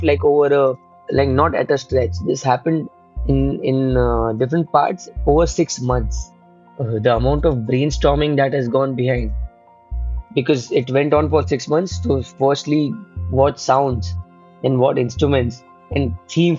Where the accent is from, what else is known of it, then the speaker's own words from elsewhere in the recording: Mumbai, Maharashtra, India; Been born and brought up in Mumbai only.